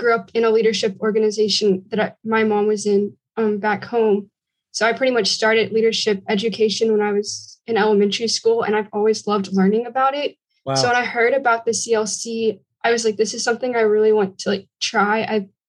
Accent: Texas, United States; I'm from Texas and we have a really big 4-H program in Texas

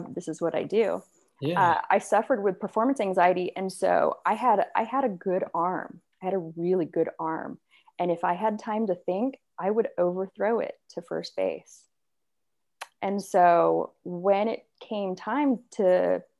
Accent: Temecula, California, United States; also born or lived in Walnut Creek, California; I was born in Northern California, Walnut Creek. My parents divorced when I was really young. I don't know, probably around, I think I was around like two or something. And so we ended up moving in with my grandma. And then my grandma shortly after moved to Temecula

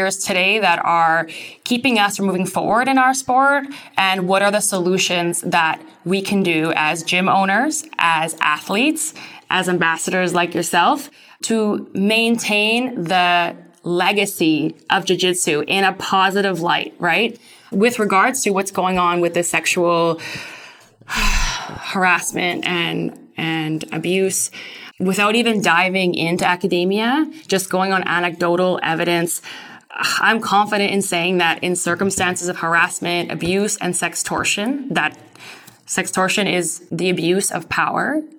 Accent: Vancouver, British Columbia, Canada; now in Netherlands; I'm currently residing in the Netherlands. I'm actually from Vancouver, though.

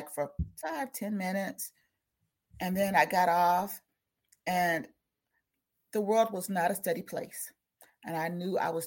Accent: South Carolina, United States; I'm from South Carolina

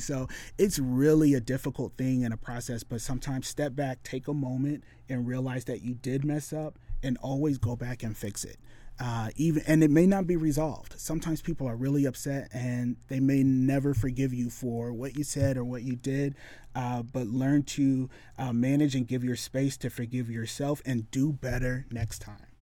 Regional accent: west Michigan, United States; also born or lived in Detroit, Michigan; now in Springfield, Missouri, United States; I was born in Detroit, uh, you know, and so, yeah, city life was something that was very common, uh, but we moved when I was a kid to the extreme west side of Michigan

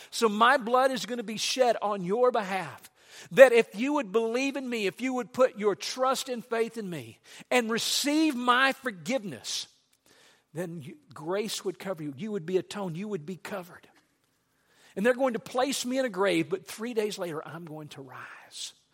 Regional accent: Louisiana, United States; when I was a child growing up in Louisiana, we had a farm

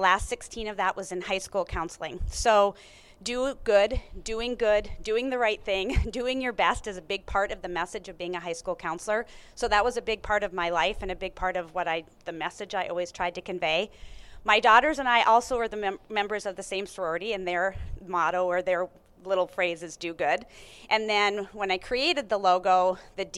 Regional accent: North Dakota, United States; I am born and raised in North Dakota, went to the University of North Dakota

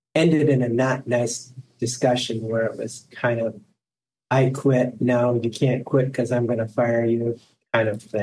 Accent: Ohio, United States; I went to work for a local attorney here in my hometown

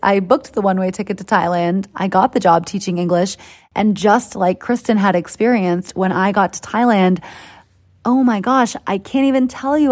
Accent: Boston, Massachusetts, United States; accent: Boston; moved away; That's my Boston accent coming out. Still got the roots, guys. Still, still know where I came from

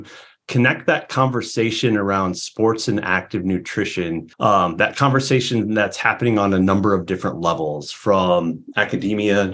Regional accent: Peoria, Illinois, United States; moved away; I'm from Peoria, Illinois originally

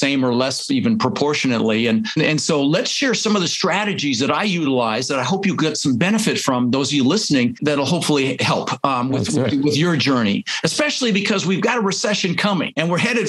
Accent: Denver, Colorado, United States; English is a second language; also born or lived in Netherlands; I immigrated to this country when I was 6 years old. I was born in the Netherlands, you know, think wooden shoes and windmills, Holland. And we ended up in Denver, Colorado

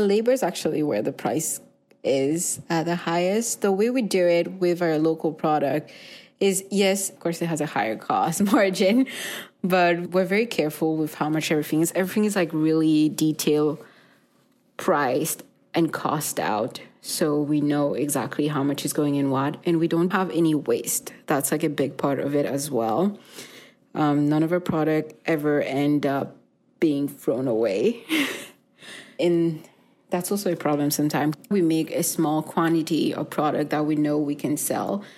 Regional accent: Mauritius; now in Winnipeg, Canada; I grew up in Mauritius

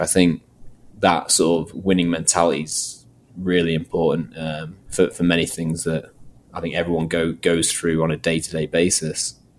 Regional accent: Manchester area, North West England, United Kingdom; also born or lived in Nottingham; I sort of moved back to the sort of my hometown area, and um, luckily enough, um, landed a job at Manchester United

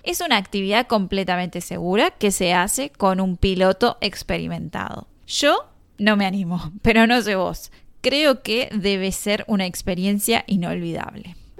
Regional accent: Mar del Plata, Buenos Aires Province, Argentina; mi ciudad natal, Mar del Plata

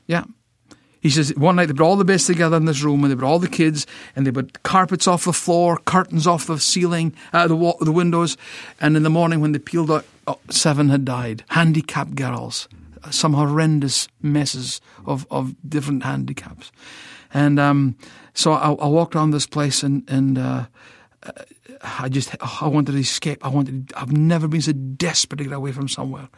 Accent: Scotland, United Kingdom; moved away as an adult; now in United States; I'm Scottish

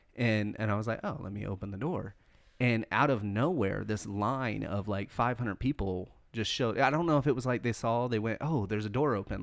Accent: the South, United States; I'm born and raised in the South

